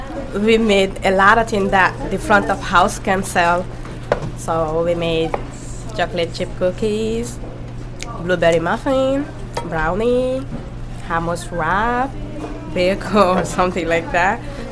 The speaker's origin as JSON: {"language": "English", "country": "Guinea", "moved": "yes", "said": "I'm from Guinea too."}